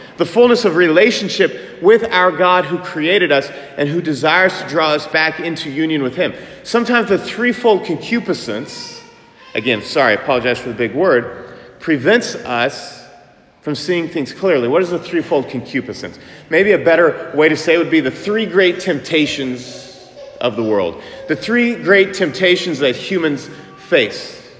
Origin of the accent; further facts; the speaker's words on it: Manhattan, Kansas, United States; I'm from Manhattan, Kansas